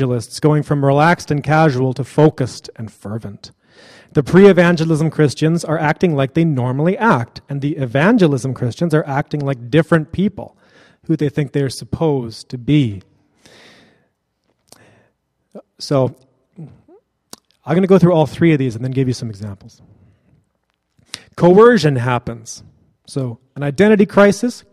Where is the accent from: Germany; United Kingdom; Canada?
Canada; Kelowna, British Columbia; From my hometown, Kelowna